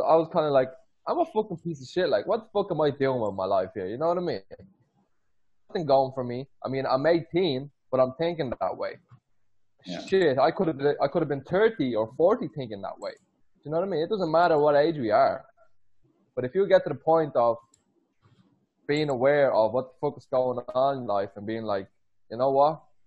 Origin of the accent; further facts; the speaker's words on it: Ireland; moved away; I grew up 12 years in Ireland.